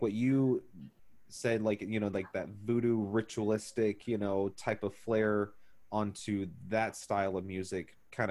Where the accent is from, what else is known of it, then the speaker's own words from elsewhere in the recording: Neosho, Missouri, United States; I grew up in Neosho